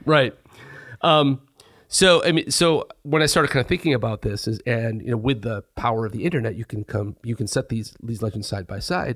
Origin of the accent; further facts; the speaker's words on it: Jenison, Michigan, United States; I grew up in Jenison, which is maybe a half hour from Hollywood